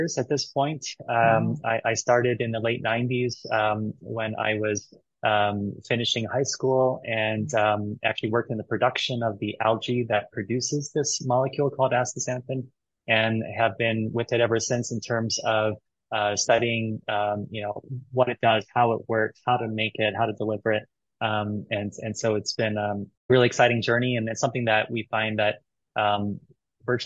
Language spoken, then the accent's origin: English; Hawaii, United States; I'm from Hawaii